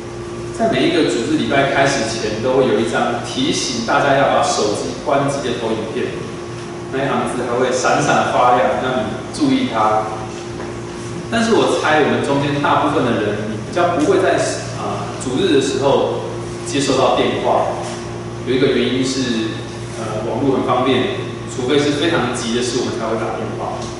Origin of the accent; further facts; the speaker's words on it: Yilan County, Taiwan; moved away as an adult; also born or lived in Taipei; 我那时候一个人从宜兰老家来到台北读书，啊，从一个乡下来到这么繁华的大都市